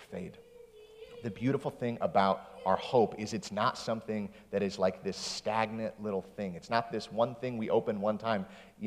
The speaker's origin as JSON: {"language": "English", "region": "West Michigan", "country": "United States", "tie": "born or raised there", "said": "I grew up in West Michigan"}